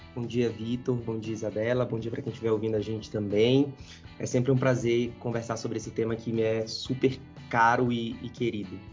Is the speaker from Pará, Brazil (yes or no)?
yes; Belém, Pará, Brazil; now in São Paulo, Brazil; Eu sou lá de cima, sou de Belém do Pará, tá? Nasci lá, me criei lá